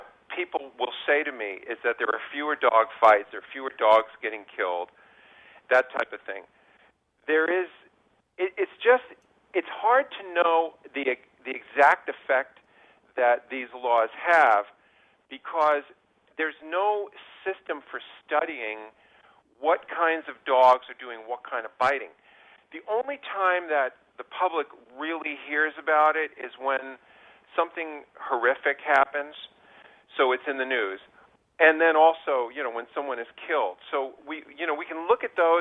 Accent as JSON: {"language": "English", "region": "New York", "country": "United States", "moved": "yes", "lives_now": "California, United States", "said": "I'm a New Yorker, so, you know, I'm a transplanted New Yorker, so believe me, I'm homesick already"}